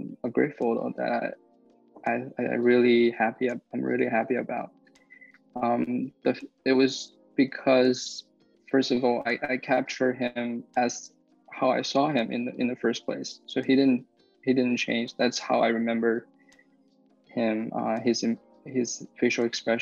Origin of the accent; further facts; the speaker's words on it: Beijing, China; moved away as an adult; now in New Jersey, United States; I was born and raised in Beijing, came to the United States when I was 18. I'm living in New Jersey now.